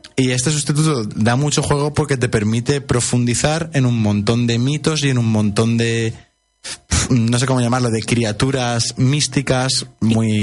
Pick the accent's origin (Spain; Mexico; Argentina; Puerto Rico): Spain; nosotros que somos de España.